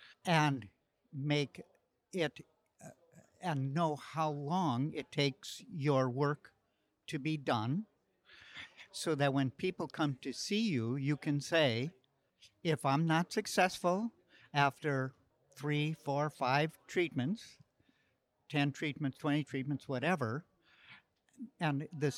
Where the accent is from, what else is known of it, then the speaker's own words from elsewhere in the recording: Paradise, California, United States; I'm from Paradise, California.